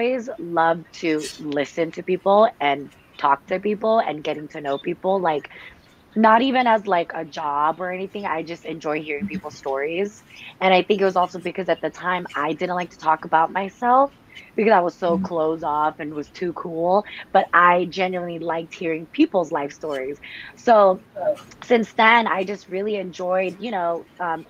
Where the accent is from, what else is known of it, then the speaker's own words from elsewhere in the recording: the Bay Area, California, United States; I'm still from the Bay.